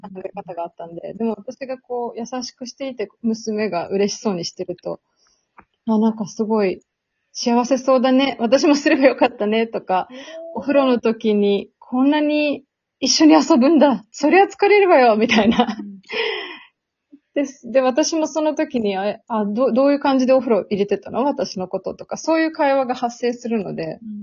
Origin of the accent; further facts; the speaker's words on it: Serbia; 私はもともとセルビアで生まれて、父がセルビア人で、母は日本人なんですけど